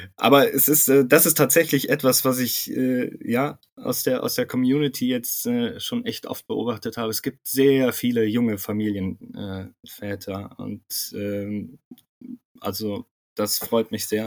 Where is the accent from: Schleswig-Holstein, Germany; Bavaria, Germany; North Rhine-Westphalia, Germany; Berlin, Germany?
North Rhine-Westphalia, Germany; Bonn; moved away as an adult; also born or lived in Munich / Cologne; ich bin in Bonn auch aufgewachsen, bin dann äh, nach dem Abitur nach München gezogen